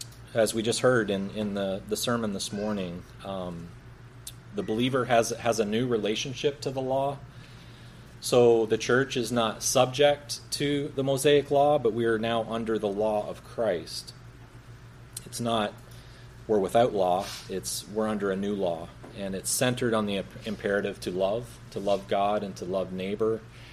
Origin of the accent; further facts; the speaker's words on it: United States; I'm American. Is my accent may lead you to believe something else, but I'm as American as an apple pie.